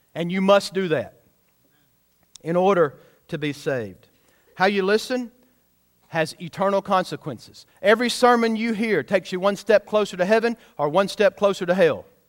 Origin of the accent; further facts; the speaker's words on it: United States; I'm American-born